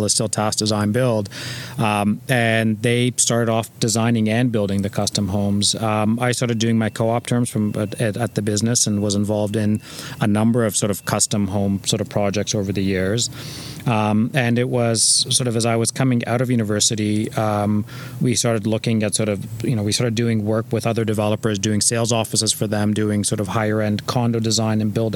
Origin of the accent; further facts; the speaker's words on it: Toronto, Ontario, Canada; also born or lived in Iran; We grew up in North York along the Bayview Corridor